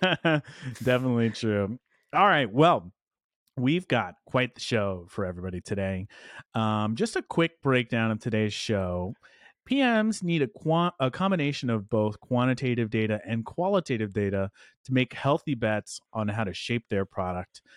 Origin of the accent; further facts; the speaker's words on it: Dallas, Texas, United States; my hometown of Dallas, Texas.